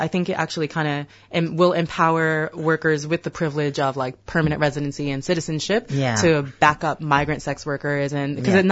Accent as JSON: {"language": "English", "country": "United States", "moved": "yes", "said": "I'm from Turtle Island, so mm-hmm. the so-called USA"}